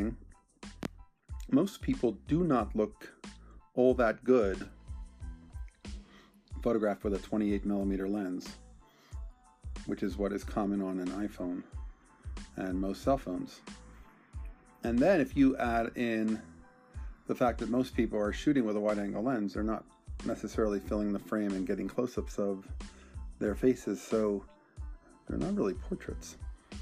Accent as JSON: {"language": "English", "town": "Bensalem", "region": "Pennsylvania", "country": "United States", "tie": "born or raised there", "said": "my hometown, Bensalem, Pennsylvania"}